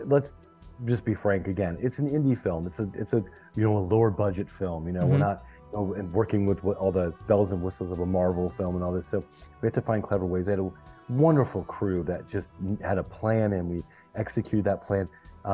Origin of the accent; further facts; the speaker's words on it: the South, United States; I'm from the South myself. I'm such a Southerner in deep South